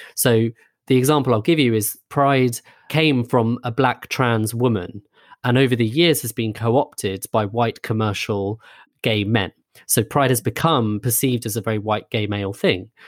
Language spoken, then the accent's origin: English; a suburb of London, United Kingdom; we grew up in a suburb of London